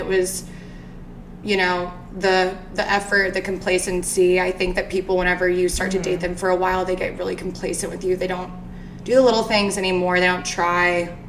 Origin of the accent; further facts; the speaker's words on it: Arizona, United States; moved away as an adult; also born or lived in Kentucky; now in Nashville, United States; So I grew up in Arizona. I went to high school out there until I was about 18.